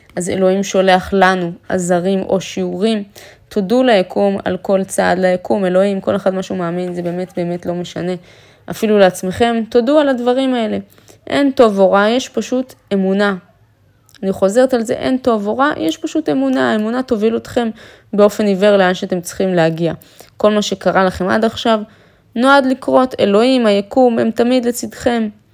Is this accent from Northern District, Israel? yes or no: yes; Afula, Northern District, Israel; moved away; אפריקית מעפולה, מהשכונה, מהבניין של עמידר